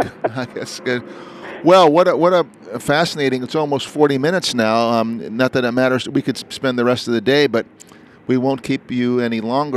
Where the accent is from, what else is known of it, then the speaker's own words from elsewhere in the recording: New Jersey, United States; born there; Well, I was born in New Jersey, and I don't know the answer